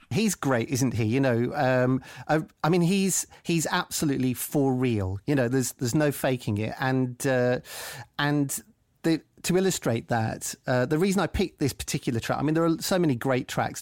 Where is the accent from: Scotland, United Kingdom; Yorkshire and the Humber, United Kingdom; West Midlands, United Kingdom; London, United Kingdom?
West Midlands, United Kingdom; Coventry; I'm from Coventry